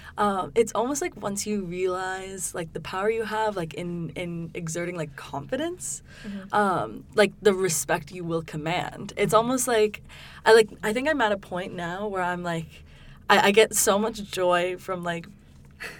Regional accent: New York, United States; moved away as an adult; also born or lived in Durham, North Carolina; I'm from New York. I've lived on the East Coast my whole life

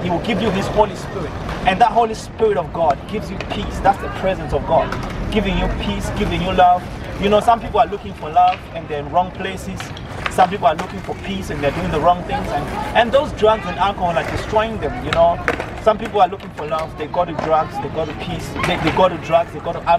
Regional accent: Zimbabwe; moved away as an adult; also born or lived in South Africa; now in Galway, Ireland; I was born in Zimbabwe. You know, I was born in Zimbabwe. I lived in Zimbabwe almost all my life.

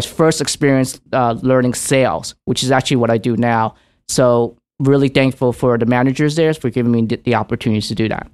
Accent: New York City, New York, United States; also born or lived in Hong Kong; I immigrated to New York City, downtown, um, in Little Italy, and where I was raised

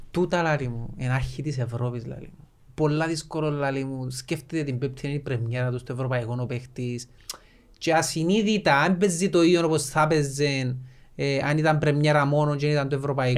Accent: Lakatamia, Nicosia District, Cyprus; είμαστε που τη Λευκοσία και λαλούμε είμαστε που τη Λακατάμια

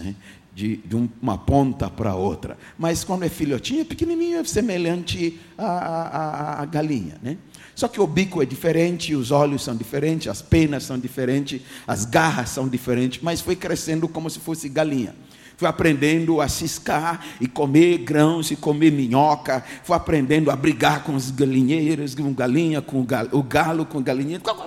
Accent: Ghana; first language English; Portuguese is a second language; moved away; nasci no país de Gana, na África

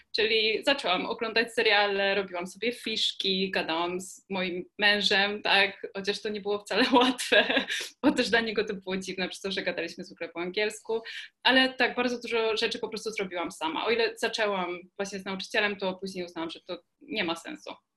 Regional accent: Kraków, Lesser Poland, Poland; jestem z Krakowa

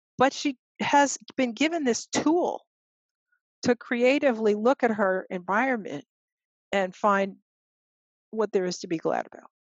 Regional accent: United States; we African Americans are working class people

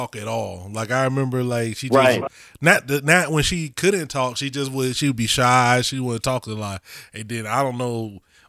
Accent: Florida, United States; Growing up in Florida, where, like, everybody that's not, it's just black people in Spanish. Well, the parts that I was at, it's like mad Spanish people.

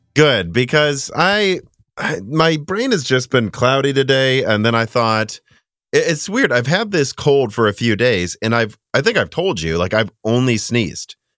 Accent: Illinois, United States; moved away; we grew up mostly in Illinois

